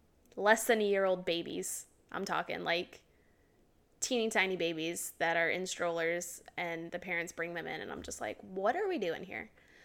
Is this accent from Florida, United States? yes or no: yes; Florida, United States; I'm from Florida